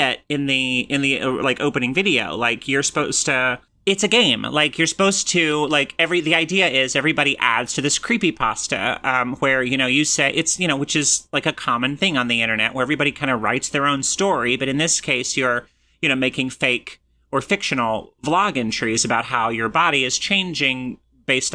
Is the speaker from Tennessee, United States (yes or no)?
yes; Johnson City, Tennessee, United States; moved away; where I'm from in Tennessee is, like, all new stuff.